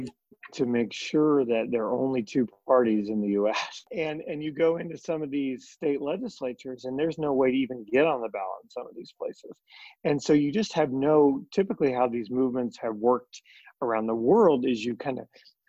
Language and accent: English; Montana, United States; my home state of Montana, where I'm sitting